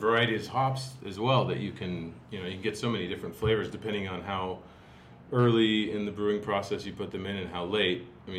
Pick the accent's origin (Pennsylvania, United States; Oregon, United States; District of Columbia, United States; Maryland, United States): Oregon, United States; Portland; now in Los Angeles, United States; I grew up in Portland, Oregon.